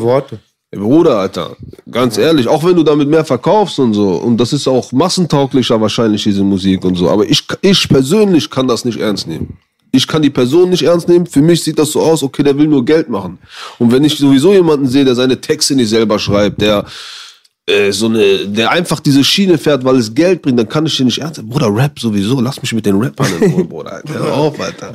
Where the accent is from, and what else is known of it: Düsseldorf, North Rhine-Westphalia, Germany